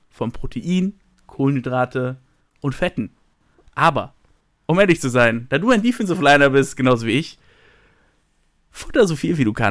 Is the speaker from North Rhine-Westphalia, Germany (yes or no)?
yes; Paderborn, North Rhine-Westphalia, Germany; …, ich komme aus Paderborn. Gute alte Stadt.